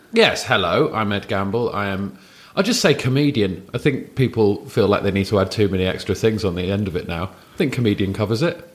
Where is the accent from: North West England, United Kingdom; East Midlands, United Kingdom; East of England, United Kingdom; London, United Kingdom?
London, United Kingdom; also born or lived in Hammersmith / Wandsworth / Raynes Park / Wimbledon; I grew up in southwest London